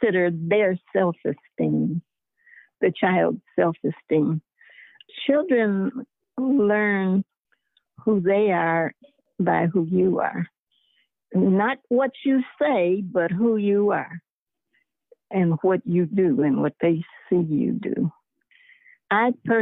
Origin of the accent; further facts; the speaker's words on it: Chicago, Illinois, United States; moved away; also born or lived in Tennessee; I grew up in Chicago, which was segregated